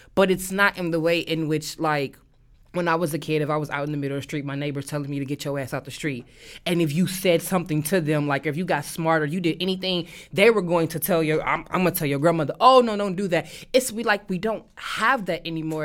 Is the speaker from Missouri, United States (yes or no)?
yes; St. Louis, Missouri, United States; moved away; I am from Saint Louis, Missouri